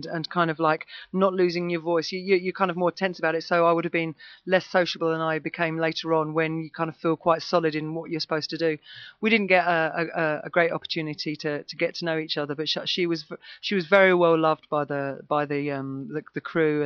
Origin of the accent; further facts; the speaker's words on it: Basildon, East of England, United Kingdom; growing up in Basildon with punk rockers